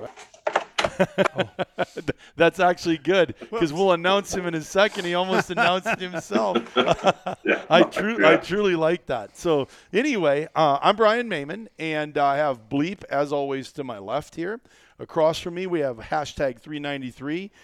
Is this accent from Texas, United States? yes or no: no; Iowa, United States; as a kid growing up in Iowa